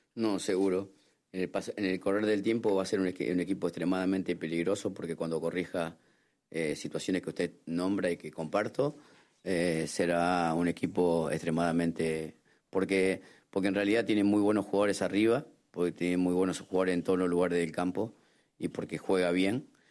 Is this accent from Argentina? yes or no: yes; Argentina; como argentino